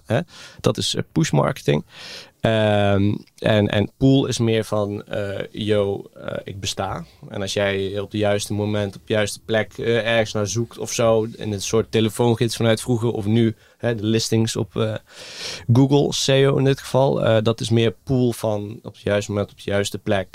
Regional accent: Greece; now in Netherlands; ik ben gewoon opgegroeid in het Griekenland

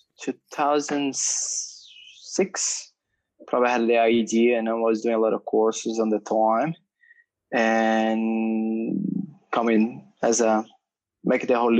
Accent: São Paulo, Brazil; moved away; I grew up in Brazil, São Paulo, big city

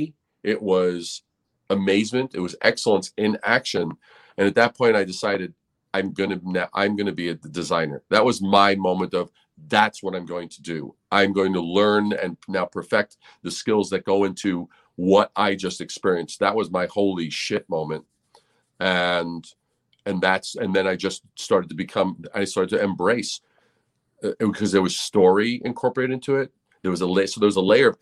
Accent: New York City, New York, United States; Growing up in New York City

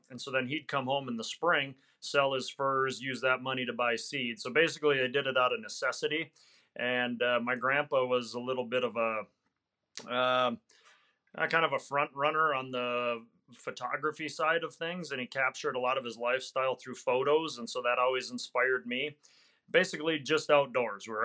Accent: Wisconsin, United States; Wisconsin, Northwest Wisconsin.

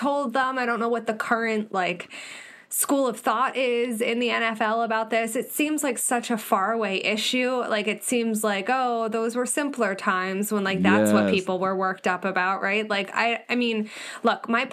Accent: Philadelphia, Pennsylvania, United States; I'm from Philly

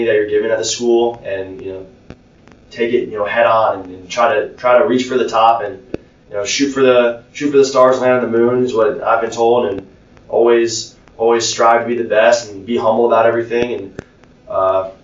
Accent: Clifton Park, New York, United States; moved away as an adult; also born or lived in Albany, New York; now in Charleston, United States; I am from Clifton Park, New York. I went to a small military high school in Albany, New York

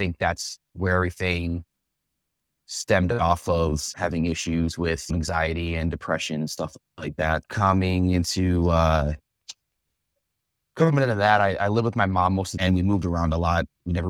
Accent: Buffalo, New York, United States; born and raised in Buffalo, Cheektowaga area. Grew up, born and raised in that area.

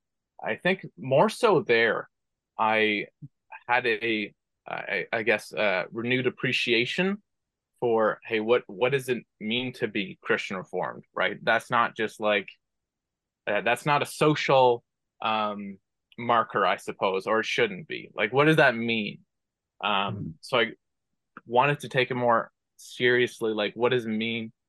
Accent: Brampton, Ontario, Canada; I was born and raised in Brampton, Ontario

